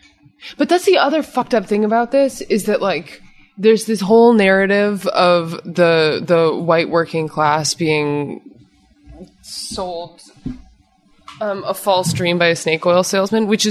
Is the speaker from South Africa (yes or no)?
no; Canada; also born or lived in New York; now in Los Angeles, United States; I'm Canadian